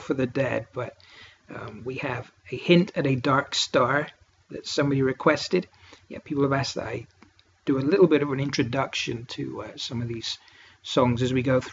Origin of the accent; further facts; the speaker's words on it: Cornwall, South West England, United Kingdom; now in Northern England, United Kingdom; I'm what's known as a soft southerner. I come from Cornwall, which is as far south as you can go. And I live as far north as you can go in England